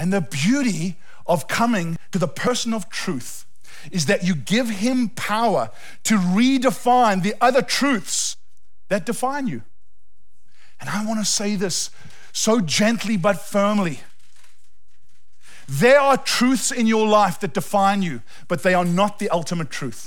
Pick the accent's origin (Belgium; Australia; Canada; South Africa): South Africa; moved away; we're South African